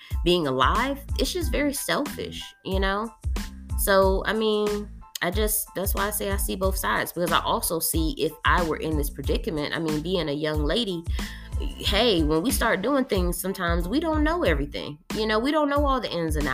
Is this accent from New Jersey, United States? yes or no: no; North Carolina, United States; now in Texas, United States; that's my home state